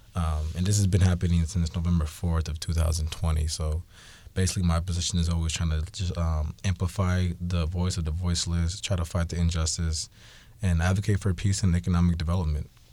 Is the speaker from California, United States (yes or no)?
no; Seattle, Washington, United States; I was born in Seattle